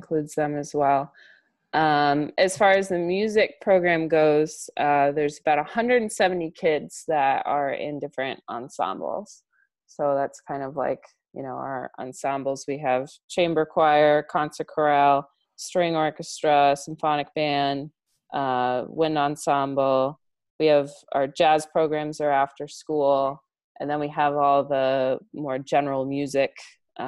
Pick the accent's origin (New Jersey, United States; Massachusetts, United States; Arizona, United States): Massachusetts, United States; Brewster; I grew up in Brewster.